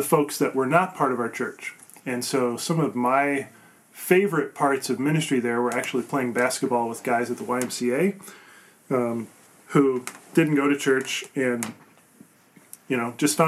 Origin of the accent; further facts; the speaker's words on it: Ireton, northwest Iowa, United States; I grew up in a very small town, northwest Iowa. Ironton is my hometown, population 600